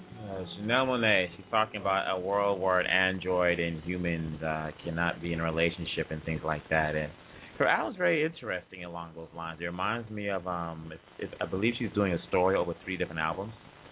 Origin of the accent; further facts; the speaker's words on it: Atlanta, Georgia, United States; I'm from Atlanta. A lot of things going on down in Atlanta.